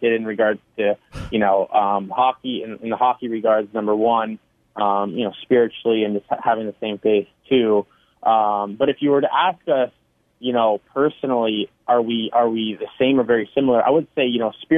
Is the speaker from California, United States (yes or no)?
yes; California, United States; Growing up in California